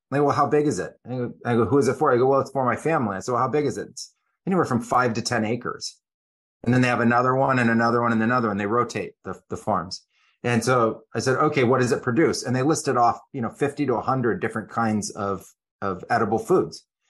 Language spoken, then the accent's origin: English; Silicon Valley, California, United States; moved away as an adult; also born or lived in Amazon; I grew up in Silicon Valley